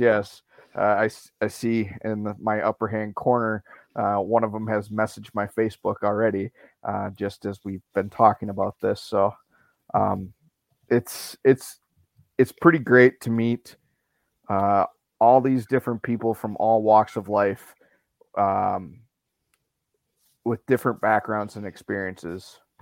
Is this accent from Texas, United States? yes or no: no; Andover, Minnesota, United States; I'm from Andover, Minnesota. Uh, born and raised in Minnesota.